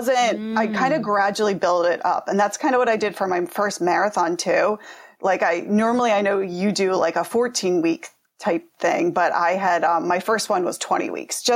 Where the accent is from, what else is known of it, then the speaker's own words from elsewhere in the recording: Pennsylvania, United States; I'm from Pennsylvania